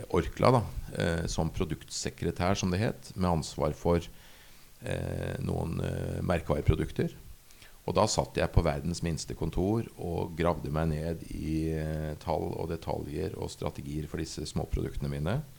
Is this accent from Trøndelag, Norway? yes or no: no; Asker, Akershus, Norway; moved away as an adult; also born or lived in Bergen; jeg er født og oppvokst i Asker